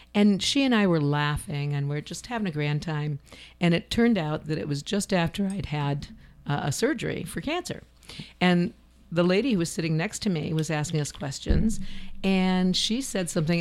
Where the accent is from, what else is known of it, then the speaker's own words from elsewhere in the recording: Ohio, United States; moved away; I grew up in Ohio in farm territory.